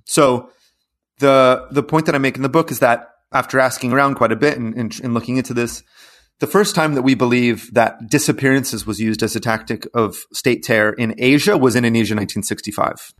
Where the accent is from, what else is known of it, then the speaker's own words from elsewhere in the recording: Los Angeles, California, United States; moved away; also born or lived in Mexico / Venezuela / Brazil; I'm from Los Angeles